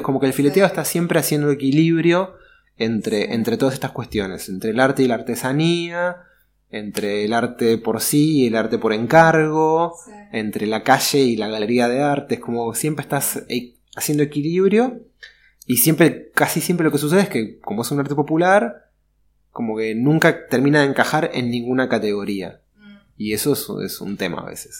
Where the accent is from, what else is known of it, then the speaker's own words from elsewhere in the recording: Buenos Aires, Argentina; soy porteño de Buenos Aires, nací en el año 82